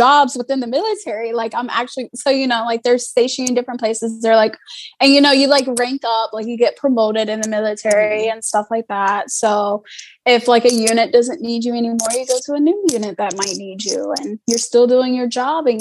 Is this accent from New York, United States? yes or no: no; Snow Camp, North Carolina, United States; moved away as an adult; also born or lived in Okinawa, Japan / Chicago area, Illinois; now in California, United States; I am from North Carolina. So I'm from a little small town called Snow Camp. It's in between Chapel Hill and Greensboro, just country, cows, you name it